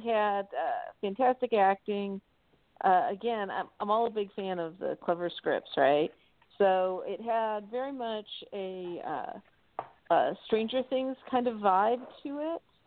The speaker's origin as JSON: {"language": "English", "town": "Atlanta", "region": "Georgia", "country": "United States", "tie": "born or raised there", "said": "my hometown in Atlanta"}